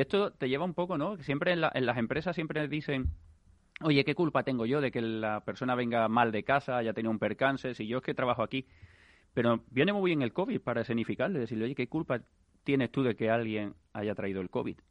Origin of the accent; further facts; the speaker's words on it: Seville, Andalusia, Spain; now in Madrid, Spain; yo soy de Sevilla, se nota, ¿no?